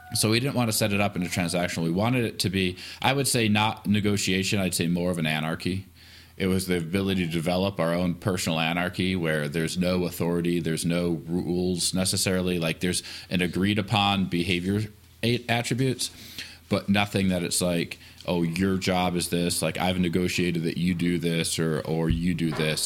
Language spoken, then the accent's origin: English; Atlanta, Michigan, United States; moved away; I am from Michigan, a small town called Atlanta, Michigan, um, about an hour south of the bridge